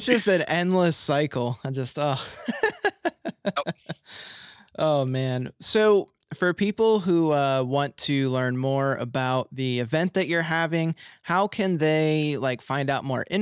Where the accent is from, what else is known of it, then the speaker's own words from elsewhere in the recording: Philadelphia, Pennsylvania, United States; I'm from Philly